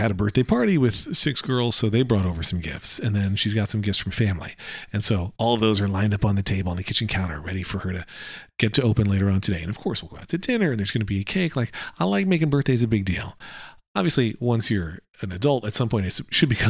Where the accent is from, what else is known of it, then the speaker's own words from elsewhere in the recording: United States; I'm an American